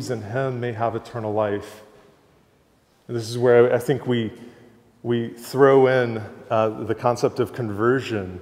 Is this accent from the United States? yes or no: yes; Georgia, United States; I grew up in Georgia. It's part of the Bible Belt